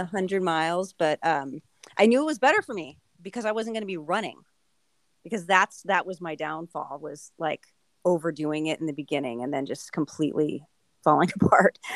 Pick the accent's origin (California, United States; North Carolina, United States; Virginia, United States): California, United States; Southern; moved away as an adult; now in Phoenix, United States; I grew up in Southern California, but once I moved to Arizona to Phoenix area